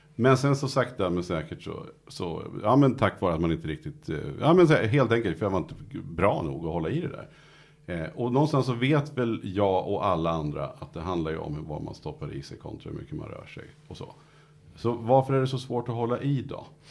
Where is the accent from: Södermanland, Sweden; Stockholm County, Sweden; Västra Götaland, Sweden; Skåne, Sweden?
Södermanland, Sweden; Nyköping; jag kommer från Nyköping